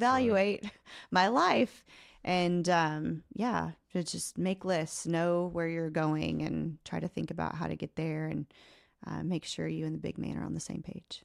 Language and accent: English; Oklahoma, United States; I grew up in a really small home, a, a really small town in Oklahoma